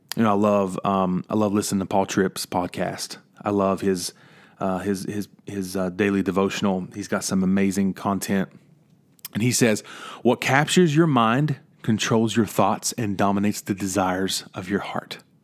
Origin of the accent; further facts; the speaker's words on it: West Virginia, United States; moved away; Growing up in West Virginia, seeing trees became normal until I moved away